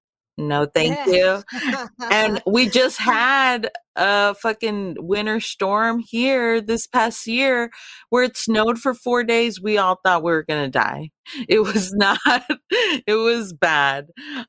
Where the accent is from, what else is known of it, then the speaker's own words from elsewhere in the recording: South Texas, United States; also born or lived in Los Angeles; I'm from the border. I'm from South Texas.